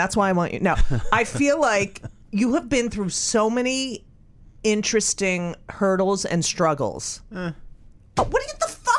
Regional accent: Clark, New Jersey, United States; I grew up in Clark, okay. New Jersey.

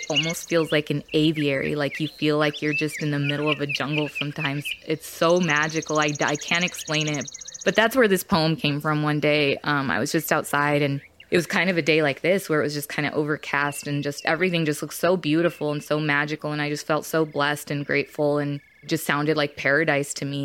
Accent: Arizona, United States; I was born and raised in Arizona, specifically in the desert.

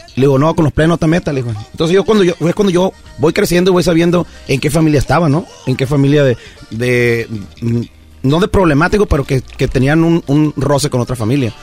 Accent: Pueblos Unidos, Estación Obispo, Sinaloa, Mexico; now in United States; yo obviamente crecí en Pueblos Unidos, Estación Obispo

